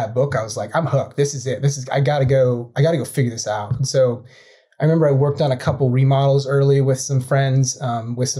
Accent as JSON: {"language": "English", "town": "White Salmon", "region": "Washington", "country": "United States", "tie": "born or raised there", "moved": "as an adult", "said": "I grew up in the Columbia Gorge. It's about an hour east of Portland, Oregon"}